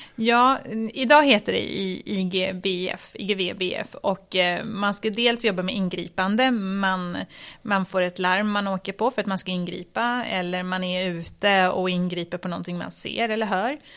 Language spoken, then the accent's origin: Swedish; Stockholm, Stockholm County, Sweden; jag växte upp i, i Tensta